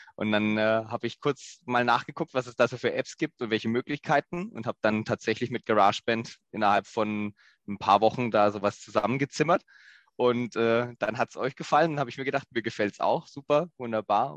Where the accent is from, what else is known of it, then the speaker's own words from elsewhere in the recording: Southern Germany, Germany; accent: slight southern dialect; also born or lived in Lower Saxony; dass es mich auch wieder zurück in den Süden gezogen hat